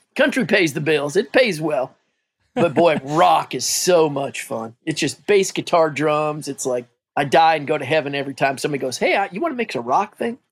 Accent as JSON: {"language": "English", "region": "Midwest", "country": "United States", "also_born_or_lived": "Nebraska", "moved": "as an adult", "said": "I'm from the Midwest."}